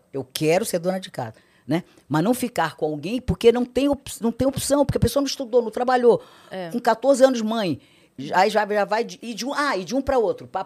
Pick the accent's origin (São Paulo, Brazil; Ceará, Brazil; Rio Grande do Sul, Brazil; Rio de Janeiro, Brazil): Ceará, Brazil; eu sou cearense, sou filha de cearense, né?